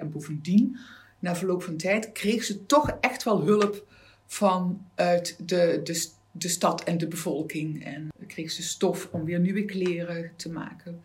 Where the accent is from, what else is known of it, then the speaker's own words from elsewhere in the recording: Maastricht, Limburg, Netherlands; also born or lived in Amsterdam; Ik ben een Maastrichtse meisje